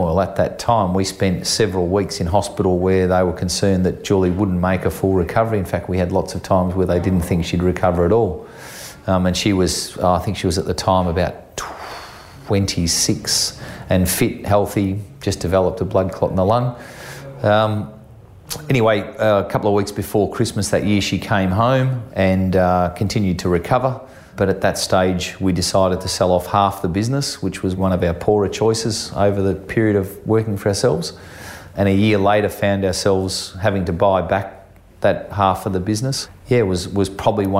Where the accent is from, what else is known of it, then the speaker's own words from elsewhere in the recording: Geelong, Victoria, Australia; I grew up in Geelong as a youngster